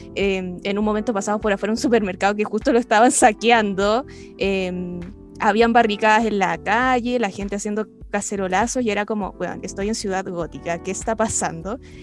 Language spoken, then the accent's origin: Spanish; Chile; nosotros como chilenos y chilenas